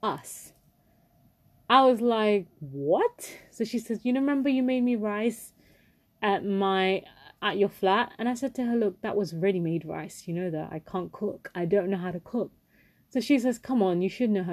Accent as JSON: {"language": "English", "country": "India", "said": "I am Indian"}